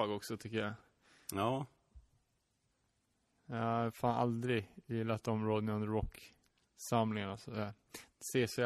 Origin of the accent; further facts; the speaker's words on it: Sweden; försiktigt som vi svenskar är.